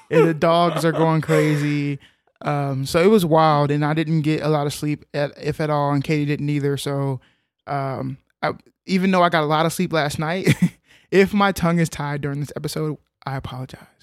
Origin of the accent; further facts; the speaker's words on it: Texas, United States; moved away; we are from Texas.